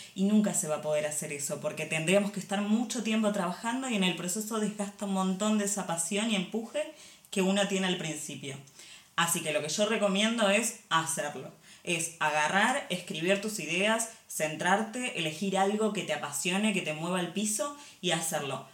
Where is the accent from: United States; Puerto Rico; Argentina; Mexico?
Argentina; moved away as an adult; now in Barcelona, Spain; Yo nací en Argentina, sí, ahí estudié diseño industrial y pasé unos años trabajando como diseñadora en Argentina